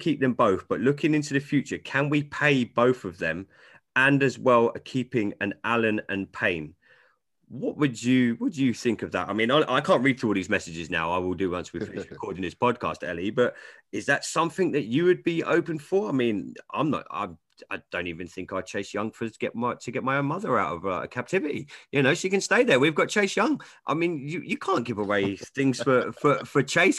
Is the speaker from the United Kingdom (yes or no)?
yes; England, United Kingdom; I'm English